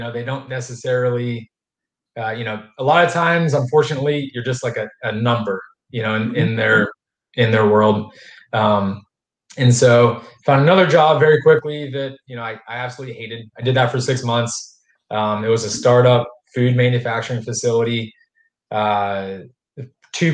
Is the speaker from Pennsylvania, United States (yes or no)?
yes; Pennsylvania, United States; moved away as an adult; now in Jacksonville, United States; I'm not from Northeast Florida. I'm from Pennsylvania.